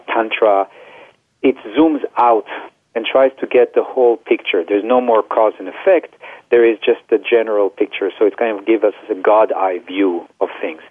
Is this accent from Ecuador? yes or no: no; Israel; now in United States; I grew up in Israel